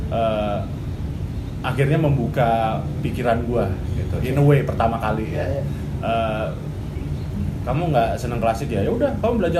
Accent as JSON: {"language": "Indonesian", "town": "Surabaya", "region": "East Java", "country": "Indonesia", "moved": "yes", "lives_now": "Jakarta, Indonesia", "said": "saya dari Surabaya. Saya ke Jakarta itu tahun 2008."}